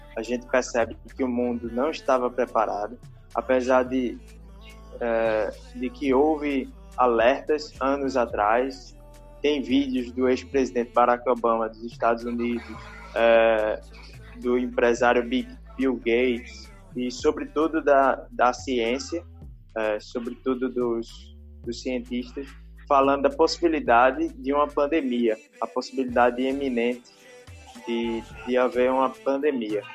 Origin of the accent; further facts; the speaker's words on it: Recife, Pernambuco, Brazil; sou daqui do Recife